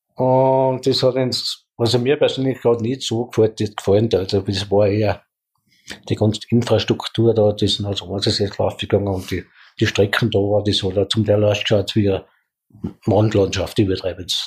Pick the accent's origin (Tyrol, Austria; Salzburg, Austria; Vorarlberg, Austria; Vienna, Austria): Salzburg, Austria; Leogang; ich bin am Forsthof gut geboren